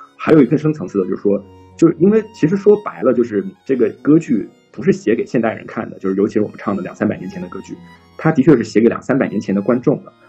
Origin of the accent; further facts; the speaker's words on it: China; 其实我们中国人可能会对这个东西更加敏感